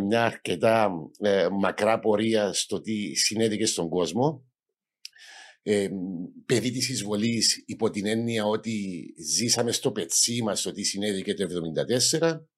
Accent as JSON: {"language": "Greek", "town": "Nicosia", "region": "Nicosia District", "country": "Cyprus", "tie": "born or raised there", "also_born_or_lived": "United States / England / Netherlands", "moved": "as an adult", "said": "μεγάλωσα στην Ακρόπολη"}